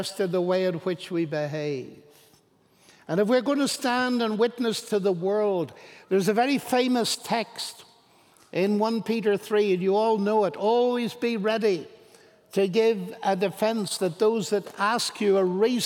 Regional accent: Ireland; I'm Irish. We are full of imagination, we Irish.

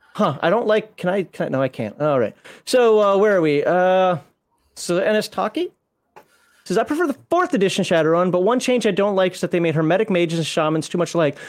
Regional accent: United States; I'm American

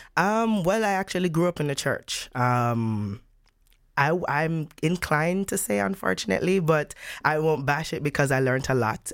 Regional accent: Jamaica; moved away as an adult; now in Netherlands; my home country, Jamaica

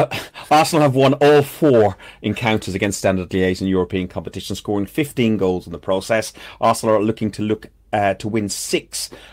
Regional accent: Athlone, Leinster, Ireland; my hometown is Athlone Town in Ireland.

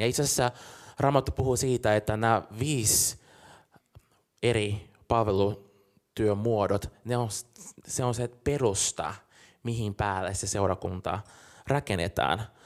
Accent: Brazil; now in Helsinki, Finland; mä oon Brasiliasta kotoisin

